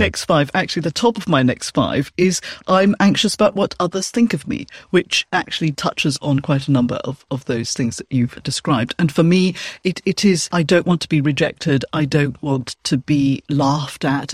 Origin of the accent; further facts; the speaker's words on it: Malaysia; now in United Kingdom; I'm originally from Malaysia. I'm Chinese. Now I'm British